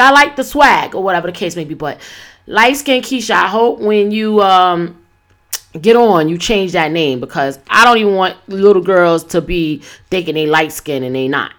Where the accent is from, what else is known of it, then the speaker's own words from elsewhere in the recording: New York City, New York, United States; moved away; I'm not in my hometown, New York City right now